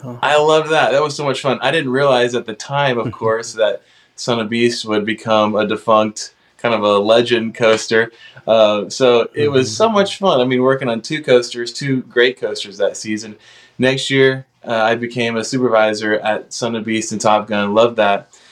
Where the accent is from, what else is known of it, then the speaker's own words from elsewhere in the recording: Cincinnati, Ohio, United States; I grew up in the Cincinnati area mostly